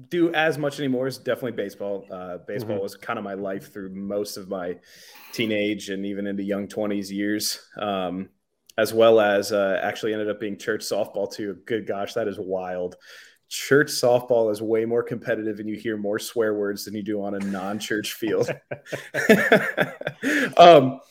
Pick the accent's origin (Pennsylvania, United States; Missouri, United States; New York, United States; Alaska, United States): Alaska, United States; now in Delaware, United States; growing up in Alaska